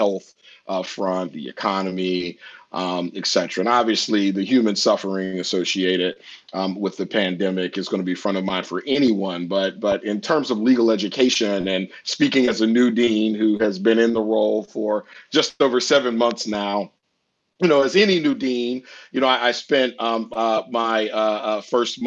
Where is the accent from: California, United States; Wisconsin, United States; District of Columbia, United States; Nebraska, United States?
District of Columbia, United States; Washington; I'm privileged to lead a prominent law school here in DC, which is my hometown